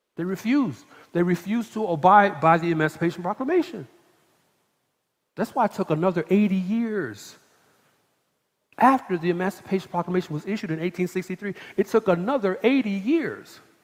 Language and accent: English; Atlanta, Georgia, United States; now in Texas, United States; I'm from Atlanta